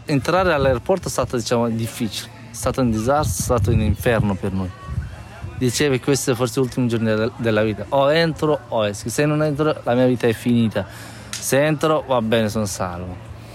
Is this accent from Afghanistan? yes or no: yes; Badakhshan, Afghanistan; Italian is a second language; moved away as an adult; also born or lived in Kabul, Afghanistan / Modena, Italy / Turin, Italy; now in Italy; io vengo dal nord-est del, dell'Afghanistan e mi sono di Bar- la città si chiama Badakhshan, però io abitavo, abitavo a Kabul